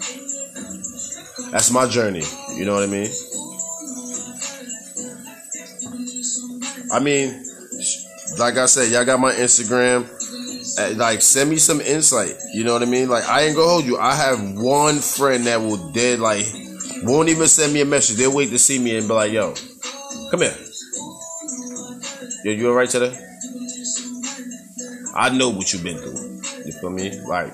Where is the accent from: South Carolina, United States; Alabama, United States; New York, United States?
New York, United States; growing up in New York